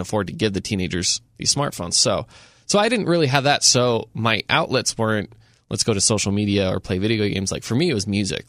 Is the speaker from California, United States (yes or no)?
no; Enterprise, Utah, United States; now in Saint George, United States; I grew up in a small town. I grew up in Enterprise.